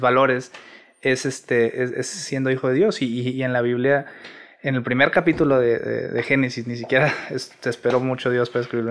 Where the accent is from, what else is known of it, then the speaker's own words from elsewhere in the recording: Monterrey, Nuevo León, Mexico; soy originario de aquí de Monterrey, Nuevo León